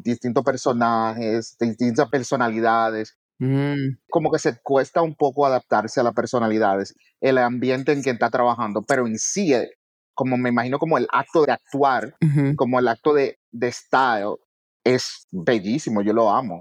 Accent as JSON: {"language": "Spanish", "town": "New York City", "region": "New York", "country": "United States", "tie": "born or raised there", "said": "yo soy primera generación americano, nacido y criado en Nueva York. Big up the South Bronx."}